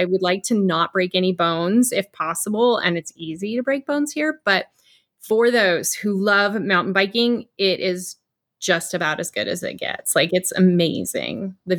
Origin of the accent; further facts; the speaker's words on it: California, United States; now in Arizona, United States; Yeah, I come from California and I was blown away when we moved here that so many things were so well preserved and cared for and still in these conditions.